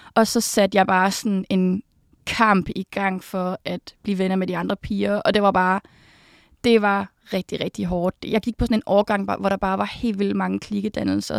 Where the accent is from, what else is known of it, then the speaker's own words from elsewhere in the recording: Uberud, Southern Denmark, Denmark; also born or lived in Odense; jeg er født i Odense, og så kommer jeg fra en lille landsby, som hedder Uberud, mm. hvor jeg har boet, siden jeg var helt lille